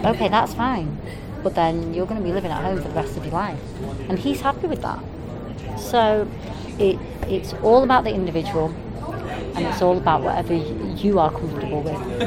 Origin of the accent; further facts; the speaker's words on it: Manchester, North West England, United Kingdom; when I was growing up in Manchester